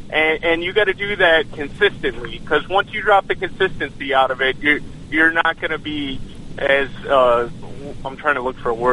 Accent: Cleveland, Ohio, United States; we're we're always we're we're from Cleveland, so there's always an year.

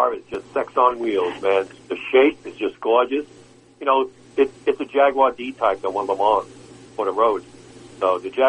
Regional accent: New York City, New York, United States; when I was growing up in Brooklyn

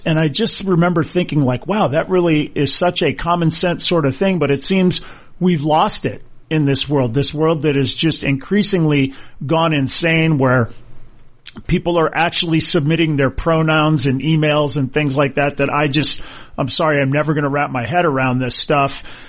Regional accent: Hawaii, United States; I growing up in Hawaii, and I went to Punahou, which is a great private school in Hawaii, one of the best in the world

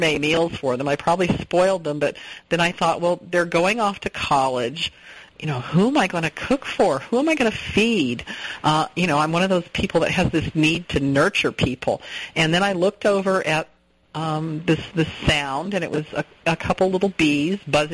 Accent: Southern California, United States; moved away; also born or lived in England; I grew up in Southern California

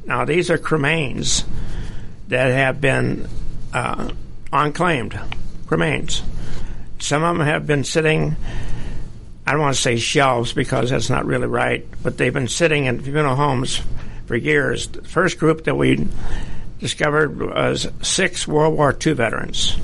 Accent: St. Louis, Missouri, United States; moved away as an adult; I was born and raised in St. Louis, Missouri

